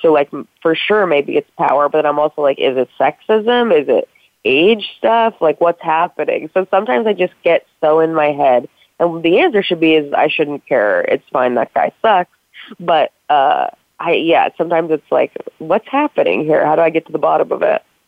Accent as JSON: {"language": "English", "town": "Chicago", "region": "Illinois", "country": "United States", "tie": "born or raised there", "also_born_or_lived": "Princeton", "moved": "yes", "said": "I grew up near Second City in Chicago"}